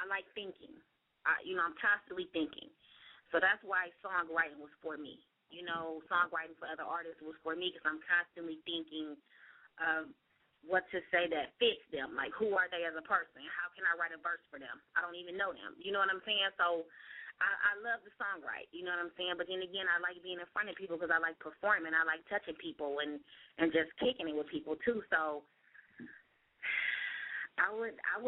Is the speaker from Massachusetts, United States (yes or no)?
no; Akron, Ohio, United States; I'm from Akron, Ohio. You know what I'm saying? That's my hometown.